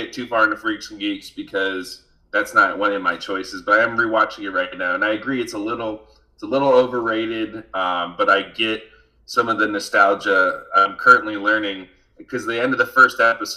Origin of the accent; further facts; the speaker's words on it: United States; we as Americans